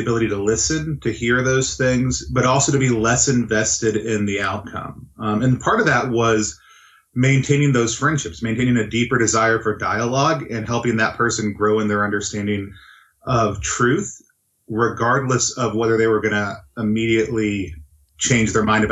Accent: the South, Texas, United States; now in Pacific Northwest, United States; I grew up in the South

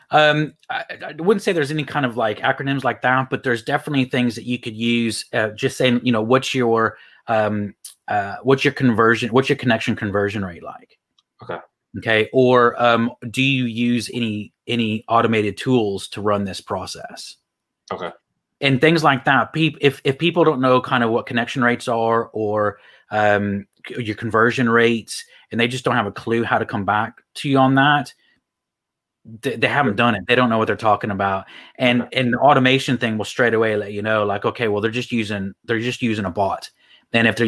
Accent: Houston, Texas, United States; also born or lived in Phoenix, Arizona; Actually, I was born in Phoenix, Arizona, but I moved to Texas when I was really young. So

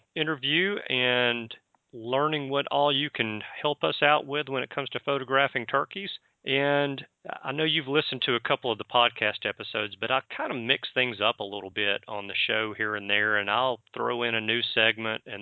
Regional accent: the South, United States; me being born and raised in the South

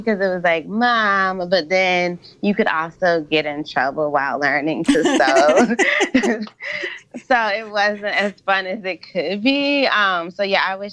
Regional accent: Michigan, United States; moved away; I grew up in Michigan, and my dad like worked in the automotive industry

